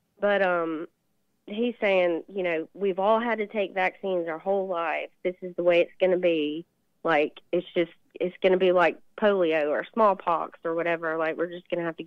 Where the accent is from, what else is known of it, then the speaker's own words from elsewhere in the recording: Dale County, Alabama, United States; I'm from Sweet Home, Alabama as well